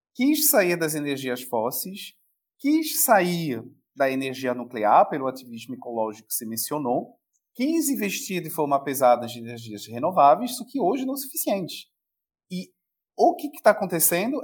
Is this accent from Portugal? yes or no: no; France; now in Brazil; Como francês, aí eu pego o chapéu do francês. A gente sabe muito bem pela nossa história